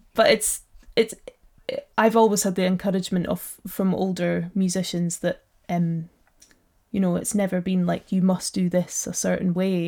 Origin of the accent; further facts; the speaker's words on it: Black Isle, Ross-shire, Highlands of Scotland, United Kingdom; I'm from uh, the Black Isle, which is just north of Inverness.